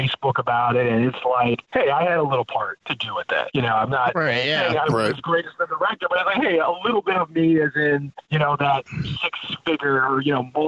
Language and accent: English; Chicago, Illinois, United States; moved away as an adult; also born or lived in Ohio; now in California, United States; I was born and raised in Chicago, and I actually did my undergrad at Ohio State. So pretty much just Midwestern raised